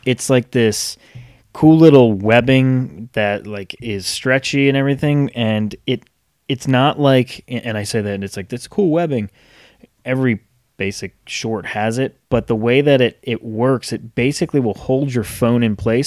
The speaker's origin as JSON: {"language": "English", "region": "Rhode Island", "country": "United States", "tie": "born or raised there", "moved": "yes", "lives_now": "North Carolina, United States", "said": "growing up in Rhode Island, hockey fan. Moved down here to North Carolina"}